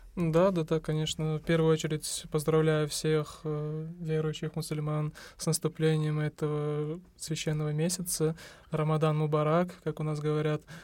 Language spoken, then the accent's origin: Russian; Uzbekistan; Мы, узбеки, естественно, предпочитаем разговляться